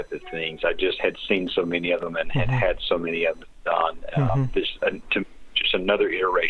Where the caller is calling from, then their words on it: Knoxville, Tennessee, United States; I'm actually in Knoxville, Tennessee.